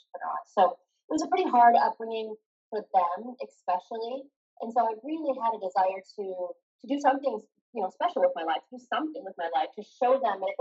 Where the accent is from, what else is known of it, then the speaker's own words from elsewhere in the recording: Montana, United States; also born or lived in California; he moved to Montana, where my grandpa had lived. And so a little tiny town, it was, you guys, 225 people was the population where I grew up.